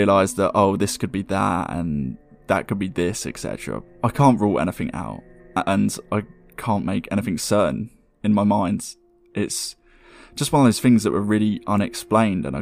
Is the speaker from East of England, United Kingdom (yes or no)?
no; Surrey, South East England, United Kingdom; I was born in May in the early 90s in the county of Surrey, England.